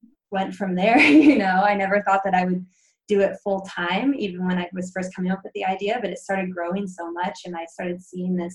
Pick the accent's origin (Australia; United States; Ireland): United States; Pacific Northwest; I was growing up in the Pacific Northwest